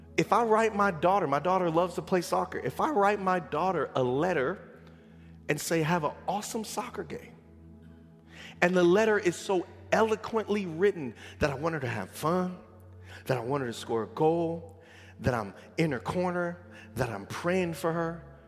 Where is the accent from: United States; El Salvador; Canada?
United States; San Bernardino, California; growing up in San Bernardino